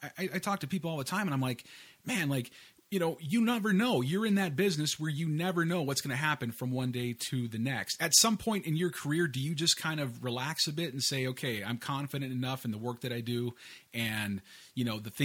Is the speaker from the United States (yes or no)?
yes; Northern California, United States; moved away; also born or lived in Los Angeles / Venice Beach; I grew up in Northern California, but I split quite a bit of time down in Los Angeles